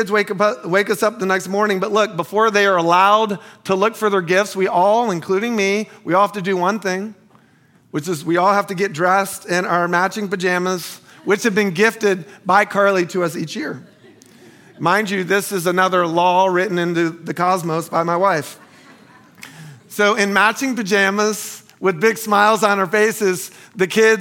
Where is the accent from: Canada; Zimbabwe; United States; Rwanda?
United States; Central Florida; moved away; I grew up in Central Florida where on Christmas morning, it's sometimes 80 plus degrees